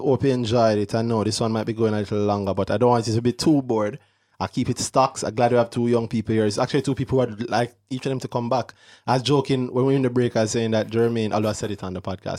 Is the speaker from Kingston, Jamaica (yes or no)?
yes; Kingston, Jamaica; I'm from Kingston